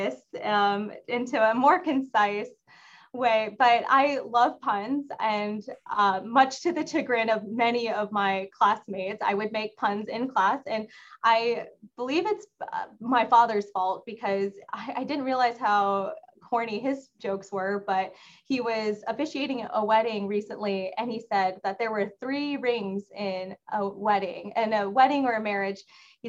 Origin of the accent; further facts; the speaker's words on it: Texas, United States; moved away as an adult; also born or lived in Bloomington, Indiana; now in Washington, DC, United States; I'm from Texas